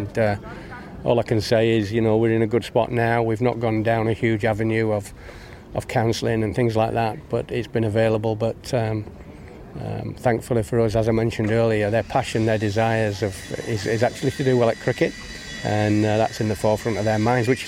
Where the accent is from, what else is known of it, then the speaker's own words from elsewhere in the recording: England, United Kingdom; moved away as an adult; now in Bangladesh; as an Englishman